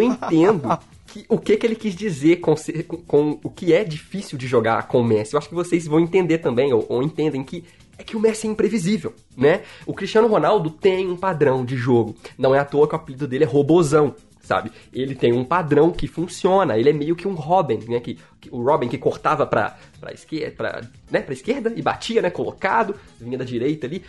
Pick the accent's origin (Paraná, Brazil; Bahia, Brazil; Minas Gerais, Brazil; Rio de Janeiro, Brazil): Minas Gerais, Brazil; accent: mineirês; Eu sou mineiro, mineirês, é minha língua principal